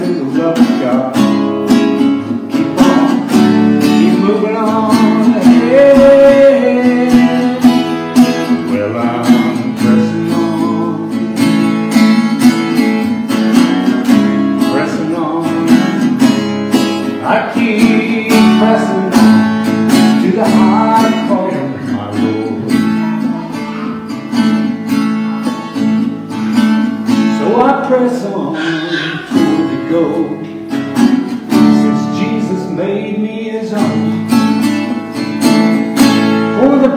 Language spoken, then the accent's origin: English; Shawnee, Oklahoma, United States; now in Woodward, United States; I come from Woodward, live in Woodward. I was born in Shawnee